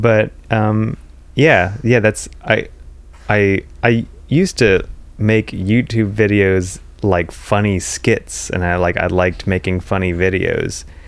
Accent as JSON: {"language": "English", "region": "Pennsylvania", "country": "United States", "tie": "born or raised there", "said": "where I grew up in Pennsylvania, the closest, like, big town is Morgantown, West Virginia"}